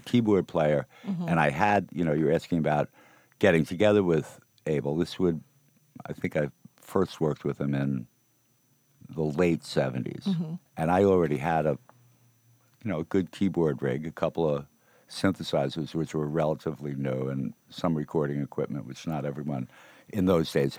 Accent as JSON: {"language": "English", "area": "Rockland County", "region": "New York", "country": "United States", "tie": "born or raised there", "also_born_or_lived": "Brooklyn, New York City", "said": "we hail from Rockland County. You know, born in New York City, born in Brooklyn. And then ended up in the suburbs"}